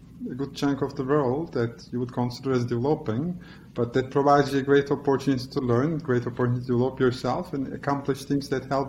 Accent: Istanbul, Turkey; accent: Turkish; moved away as an adult; now in New York, United States; The accent is Turkish. That's where I was born, and I grew up in Istanbul. And I moved to US 5 years ago.

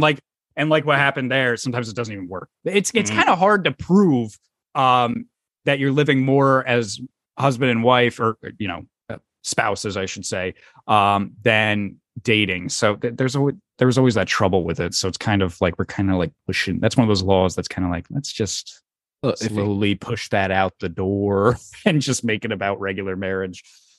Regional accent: New Jersey, United States; So I'm from New Jersey

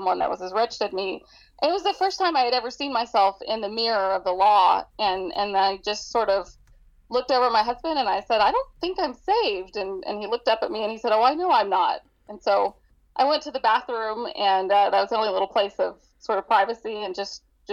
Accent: Dallas, Texas, United States; moved away; I was born and raised in Dallas, Texas

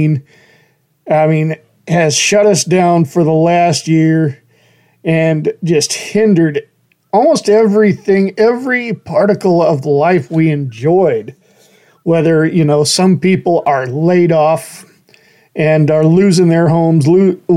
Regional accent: Horseshoe Bend, Idaho, United States; moved away as an adult; I grew up in Horseshoe Bend

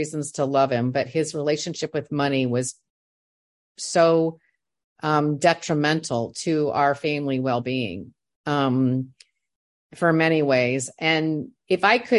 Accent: Indiana, United States; moved away; I'm from Indiana

